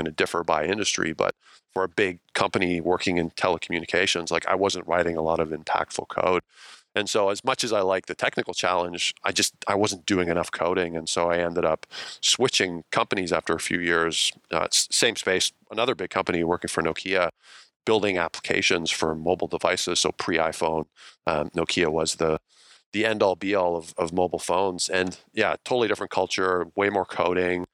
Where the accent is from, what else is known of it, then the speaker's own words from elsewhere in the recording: Ontario, Canada; moved away as an adult; also born or lived in British Columbia; I grew up in Ontario